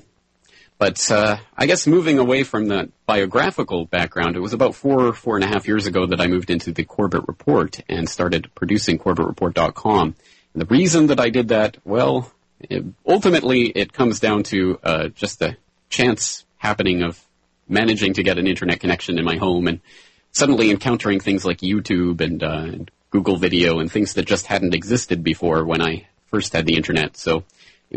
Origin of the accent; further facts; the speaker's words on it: Calgary, Alberta, Canada; moved away as an adult; now in Japan; I am a Canadian. I was born and raised in the foothills of the Rocky Mountains in beautiful Calgary, Alberta